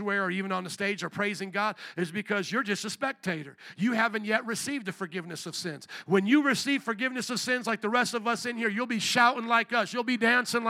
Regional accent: New Orleans, Louisiana, United States; moved away; also born or lived in Chicago; I was from New Orleans.

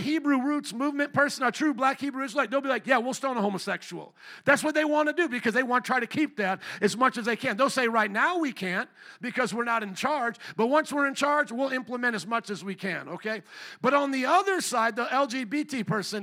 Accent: Fort Wayne, Indiana, United States; I grew up around the Amish in Fort Wayne, Indiana, literally just a bike ride from my neighborhood

